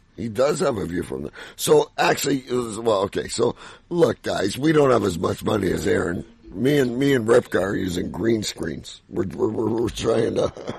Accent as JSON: {"language": "English", "country": "Canada", "said": "I'm Canadian"}